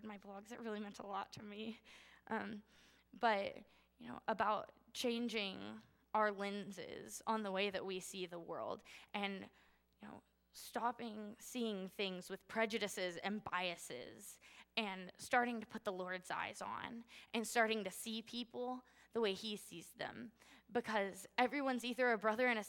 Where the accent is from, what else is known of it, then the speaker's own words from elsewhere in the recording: United States; I was born into privilege in the United States.